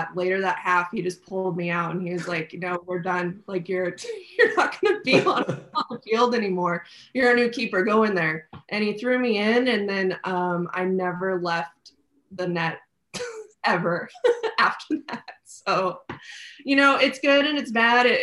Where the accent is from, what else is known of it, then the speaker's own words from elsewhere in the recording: Orange County, California, United States; also born or lived in Inland Empire, California / Corona, California; I grew up in Orange County